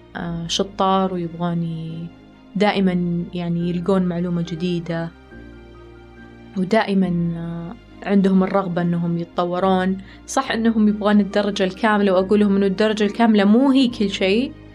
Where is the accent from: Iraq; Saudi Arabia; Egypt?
Saudi Arabia; عندنا في السعودية